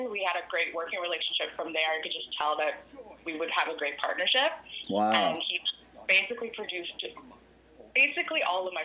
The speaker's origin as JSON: {"language": "English", "town": "Ottawa", "region": "Ontario", "country": "Canada", "tie": "born or raised there", "moved": "as an adult", "lives_now": "Toronto, Canada", "said": "So I'm actually um, from Ottawa. I was born and raised in Ottawa, and I moved here out to Toronto about six years ago"}